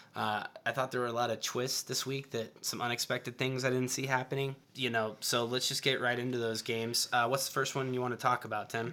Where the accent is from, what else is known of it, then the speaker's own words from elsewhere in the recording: Tennessee, United States; moved away; I was born in Tennessee